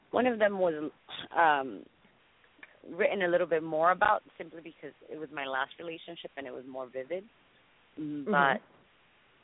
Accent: Miami, Florida, United States; also born or lived in Dominican Republic; now in Los Angeles, United States; I'm Dominican. I was born in Dominican Republic. and I was raised in Miami

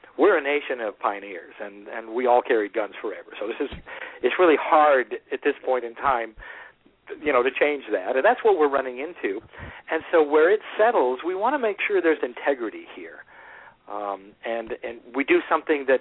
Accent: United States

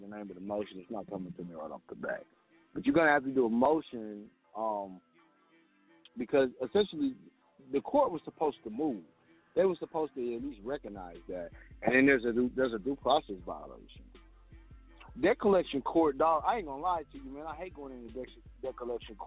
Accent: Kansas, United States; I was born in Kansas.

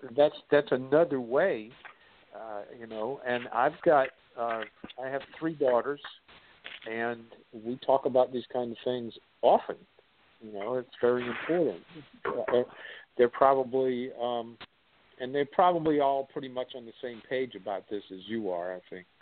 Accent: South Carolina, United States; born or raised there

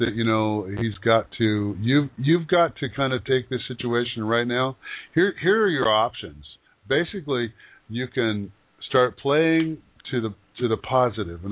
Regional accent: Yakima Valley, Washington, United States; moved away; I grew up in the Yakima Valley

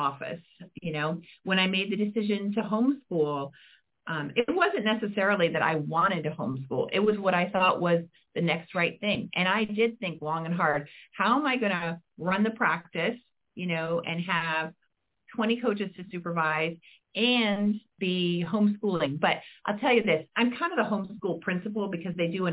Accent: Midwest, United States; I'm from the Midwest

